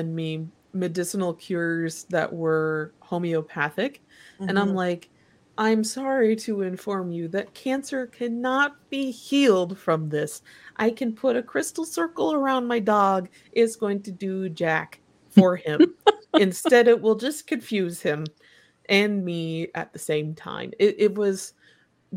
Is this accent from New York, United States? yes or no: no; Kalamazoo, Michigan, United States; I grew up around Kalamazoo, Michigan, which is where Kellogg is